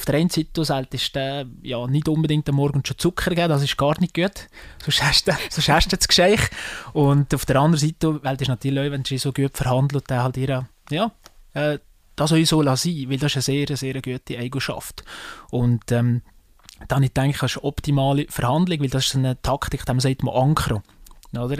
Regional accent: Salgesch, Valais, Switzerland; accent: Walliser dialect; ich komme aus einem, aus einem Weindorf, ich komme von Salgesch

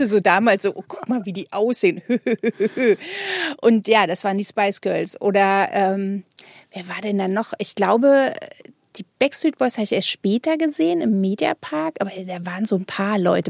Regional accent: Berlin, Germany; in Berlin, wo man groß geworden ist, also ich zumindest

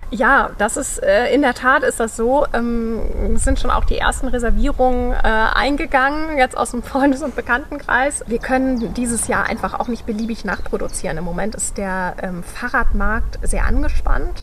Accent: North Sea coast near Cuxhaven, Lower Saxony, Germany; moved away; Ich bin an der Nordsee. Ich komme von der Nordseeküste in der mhm. Nähe von Cuxhaven

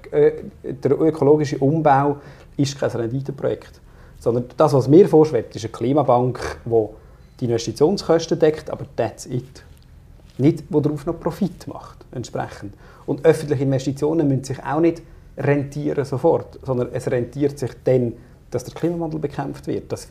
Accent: Aargau, Switzerland; ich komme aus dem Süden Aargau.

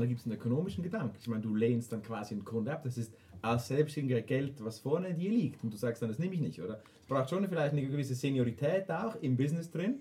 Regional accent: Switzerland; wir Schweizer

